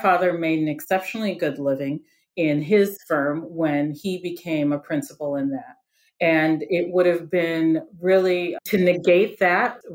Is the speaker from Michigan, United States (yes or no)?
yes; Detroit, Michigan, United States; I'm from the Detroit area